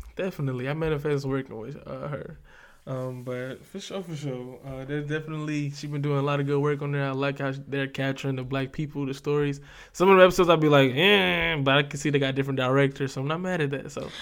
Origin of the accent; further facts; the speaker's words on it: the South, United States; I'm from the South